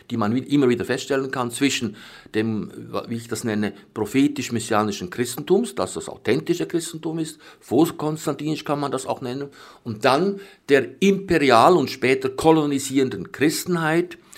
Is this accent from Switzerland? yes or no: yes; Bern, Switzerland; born there; Ich bin 1946 in Bern geboren unter damals ökumenisch nicht sehr erfreulichen Bedingungen